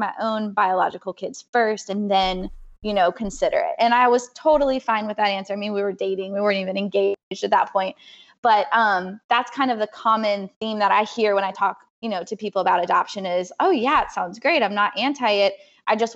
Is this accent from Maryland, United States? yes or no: no; California, United States; moved away; I'm from California